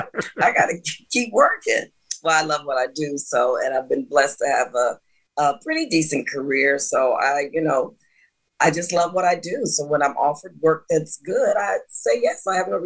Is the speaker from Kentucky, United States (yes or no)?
no; Cleveland, Ohio, United States; grew up in Cleveland, Ohio, in the inner city, Cedar Avenue, for any of you people listening that know anything about Cleveland. I grew up on Cedar Avenue, and I went to Catholic school